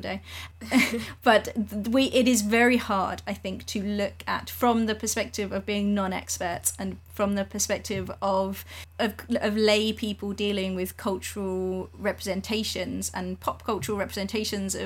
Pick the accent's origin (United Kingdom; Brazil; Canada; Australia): United Kingdom; England; as an English person